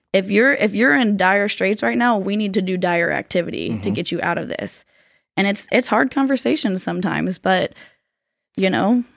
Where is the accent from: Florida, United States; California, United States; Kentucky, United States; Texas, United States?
Florida, United States; I'm from Florida, born and raised